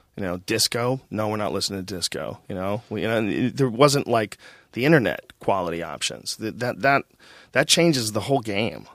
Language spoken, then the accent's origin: English; Boston, Massachusetts, United States; I grew up in Boston